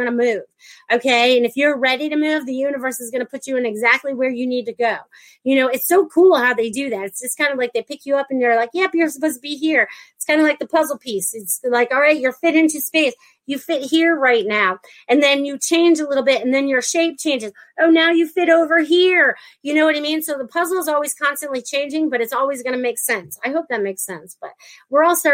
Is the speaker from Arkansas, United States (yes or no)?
no; Connecticut, United States; moved away as an adult; also born or lived in Maine; now in Florida, United States; I was born in Connecticut, but I lived in Maine for like half and half of my year, or, you know, almost 20 something years.